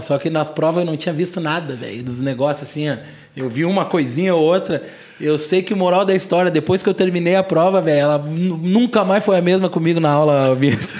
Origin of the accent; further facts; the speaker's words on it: Porto Alegre, Rio Grande do Sul, Brazil; eu tenho 37 anos, sou de Porto Alegre